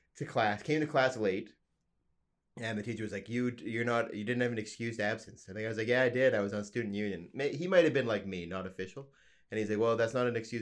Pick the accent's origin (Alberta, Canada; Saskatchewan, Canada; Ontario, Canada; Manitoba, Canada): Alberta, Canada; I'm from Alberta, so I'm from a very small town